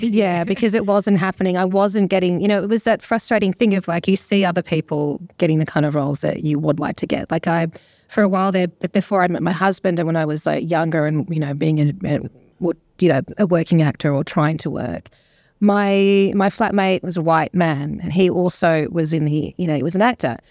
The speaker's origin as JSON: {"language": "English", "country": "Australia", "tie": "born or raised there", "also_born_or_lived": "England / Papua New Guinea / Melbourne", "said": "we moved to Australia when I was eight"}